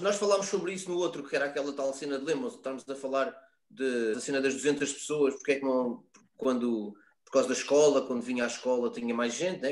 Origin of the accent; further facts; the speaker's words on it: Loures, Lisbon, Portugal; eu nasci na, na Alfredo da Costa, mas sou de Loures